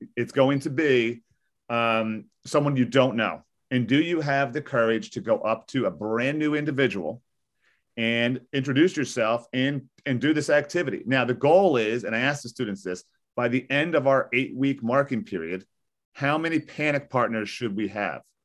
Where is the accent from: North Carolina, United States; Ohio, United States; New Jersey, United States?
New Jersey, United States; Maplewood; I grew up in this area. I, I'm twenty-two miles west of New York City. I live in a beautiful town called Maplewood, New Jersey